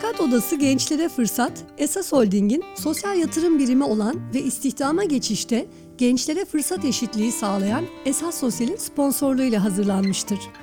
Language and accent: Turkish; Istanbul, Turkey; biz tabii İstanbul'da büyüdük.